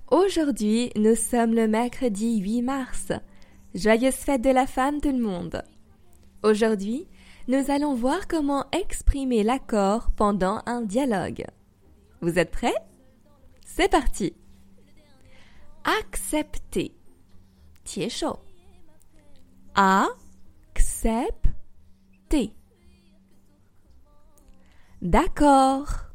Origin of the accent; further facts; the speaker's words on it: France; also born or lived in Paris; votre professeur de français avec ABC Je suis française et j'habite à Paris.